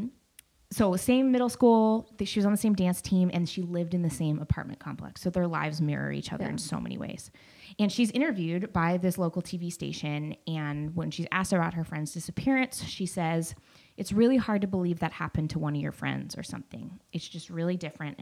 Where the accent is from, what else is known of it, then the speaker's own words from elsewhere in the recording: McMinnville, Oregon, United States; Hashtag McMinnville, love where you live. My hometown.